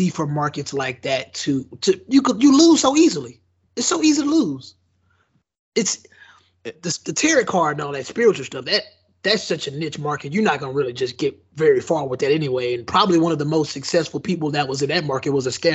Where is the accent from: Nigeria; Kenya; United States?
Nigeria; me being a Nigerian